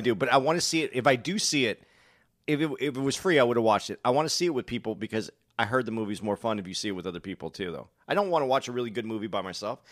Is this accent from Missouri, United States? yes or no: no; Tucson, Arizona, United States; also born or lived in Phoenix, Arizona; I'm from Phoenix. I'm from Tucson. I, I lived in Phoenix